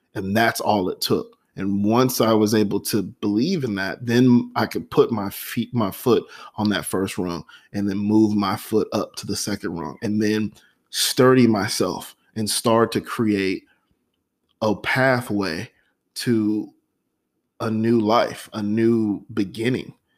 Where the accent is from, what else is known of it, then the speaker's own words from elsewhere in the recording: United States; as an American